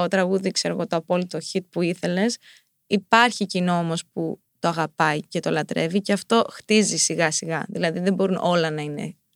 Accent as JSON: {"language": "Greek", "town": "Paleochora", "region": "Crete", "country": "Greece", "tie": "born or raised there", "lives_now": "United States", "said": "ναι, έξω από τα Χανιά. Ναι. Ε, και αυτή έμενε πολύ κοντά δίπλα σε ένα ε, χωριουδάκι Πλέμενιανά, που ήταν το σπίτι μας."}